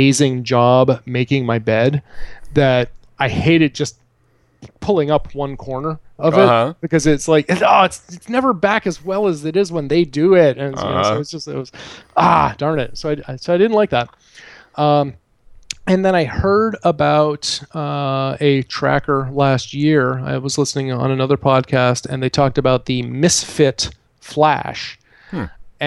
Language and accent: English; Vermont, United States; born or raised there